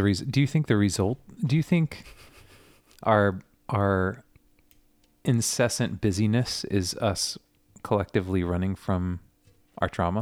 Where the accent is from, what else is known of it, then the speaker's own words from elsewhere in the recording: Southern California, United States; growing up in Southern California, Friday nights, guitars on the beach with my youth group.